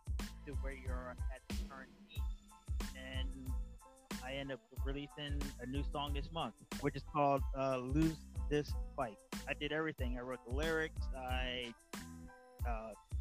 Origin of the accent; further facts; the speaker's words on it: Southampton, New Jersey, United States; I'm out of Southampton, New Jersey, right outside of Port Dix